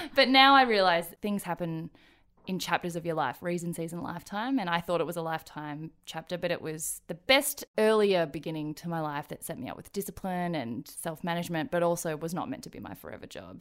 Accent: Australia; born or raised there; also born or lived in Daegu, South Korea

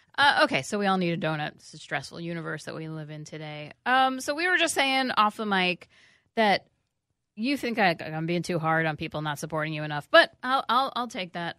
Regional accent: United States; living as an American parent in the year twenty nineteen

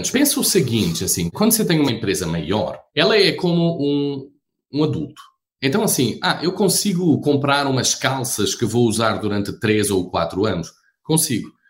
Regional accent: Portugal; moved away as an adult; also born or lived in Rio de Janeiro, Brazil; now in Brazil; Eu sou português, né? Eu acho que todos iriam entender rapidinho isso. Eu estou há 15 anos no Brasil

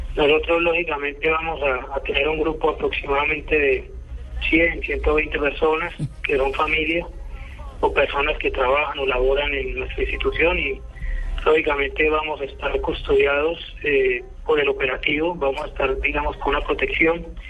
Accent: Colombia; como colombianos

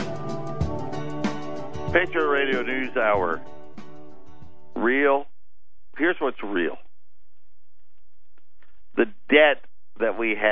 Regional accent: Syracuse, New York, United States; I was born and raised in Syracuse

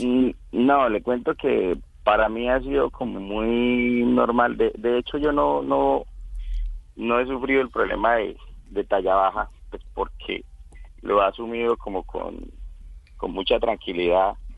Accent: Casanare, Colombia

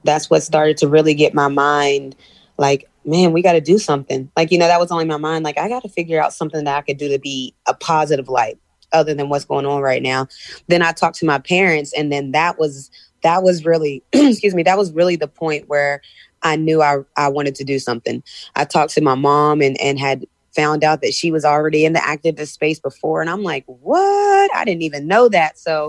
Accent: West Virginia, United States; growing up in West Virginia, it wasn't uncommon to be the only black kid in the class or the only black kid in the school.

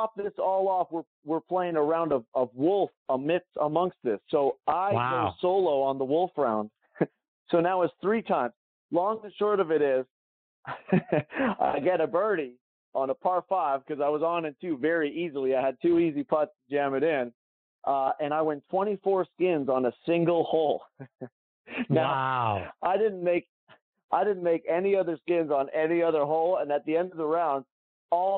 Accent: Calgary, Alberta, Canada; moved away; I flew back to my hometown, Calgary

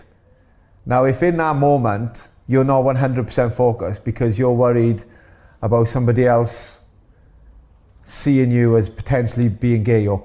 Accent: Wales, United Kingdom; being born Welsh

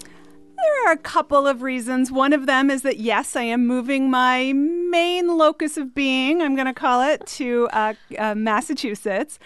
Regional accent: Canada; I grew up in Canada

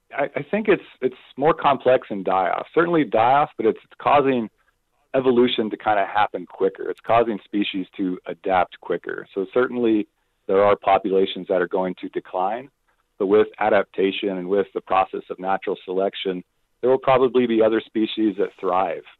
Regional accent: Phoenix, Arizona, United States; I grew up in Phoenix, Arizona

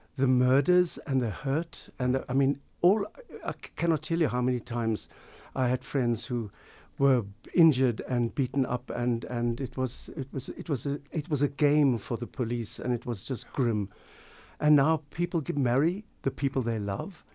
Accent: Pinelands, Western Cape, South Africa; growing up in South Africa, growing up in Pinelands

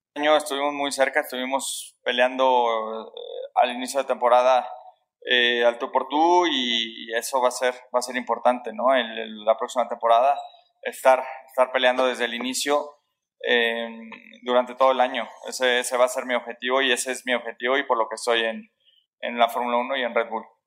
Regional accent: Mexico; soy muy afortunado de ser mexicano

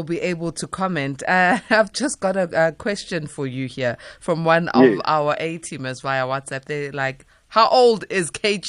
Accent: Lesotho; I'm from Lesotho, Matibela.

